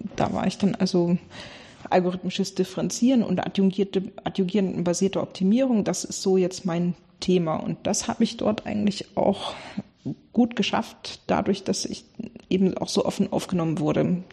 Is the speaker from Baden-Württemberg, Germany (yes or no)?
no; Bremerhaven, Bremen, Germany; ich komme ursprünglich aus Bremerhaven